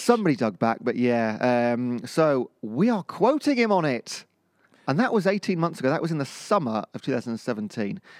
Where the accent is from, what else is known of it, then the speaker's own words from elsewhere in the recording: Cheltenham, South West England, United Kingdom; I'm from Cheltenham. That's the posh bit of Gloucestershire in that area.